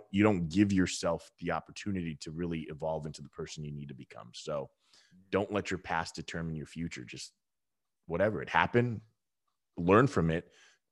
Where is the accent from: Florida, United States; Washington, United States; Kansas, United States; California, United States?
California, United States; Southern; I grew up in Southern California and I was a surfer dude